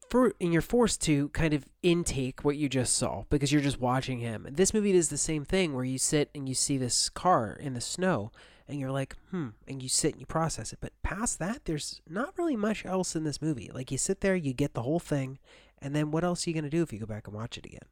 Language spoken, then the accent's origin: English; United States; moved away as an adult; now in Turkey; I'm still an American citizen